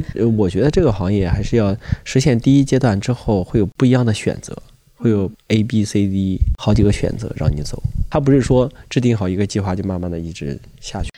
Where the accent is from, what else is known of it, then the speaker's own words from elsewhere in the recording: Shandong, China; 我们山东人讲话就是撑不开了